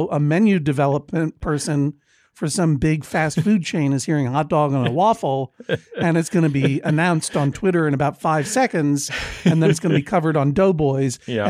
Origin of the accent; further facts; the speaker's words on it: Brookline, Massachusetts, United States; That's one letter short of Brooklyn in my hometown, Brookline, Massachusetts. Just a block and a half from my old stomping grounds of Redacted Elementary School.